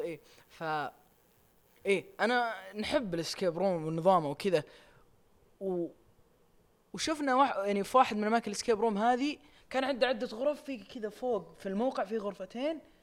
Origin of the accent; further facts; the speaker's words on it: Riyadh, Riyadh Province, Saudi Arabia; عندنا في الرياض